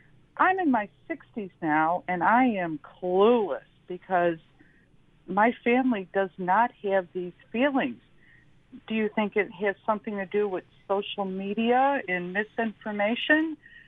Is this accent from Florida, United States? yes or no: no; Buffalo, New York, United States; I grew up in North Buffalo in the 60s. We had Catholics, Jews, Protestants, and the like